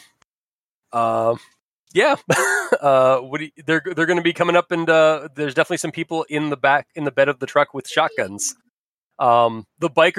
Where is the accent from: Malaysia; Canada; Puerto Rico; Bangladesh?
Canada; accent: thick Canadian; My thick Canadian accent